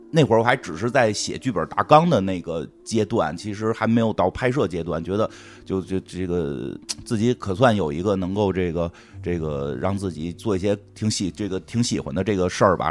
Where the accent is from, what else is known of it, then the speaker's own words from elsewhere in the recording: Beijing, China; 实际上我并不是老北京人，我属于新北京人，我这代是在这儿长大的